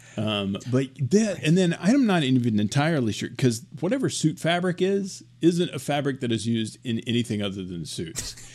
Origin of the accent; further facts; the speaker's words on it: Arkansas, United States; I'm from Arkansas